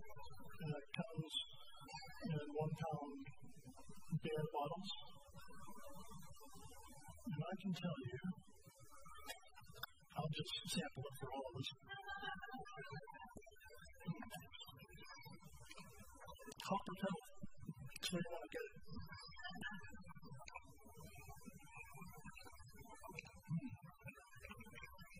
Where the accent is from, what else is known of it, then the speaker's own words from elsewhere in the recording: the South, United States; moved away; I'm from the South